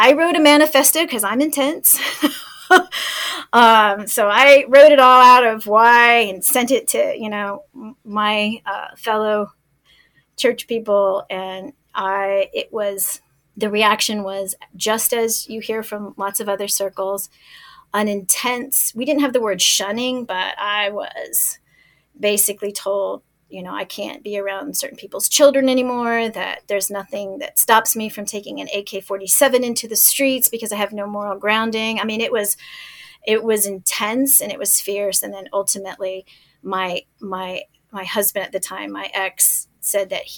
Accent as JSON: {"language": "English", "town": "El Paso", "region": "Texas", "country": "United States", "tie": "born or raised there", "moved": "as an adult", "said": "my hometown in El Paso"}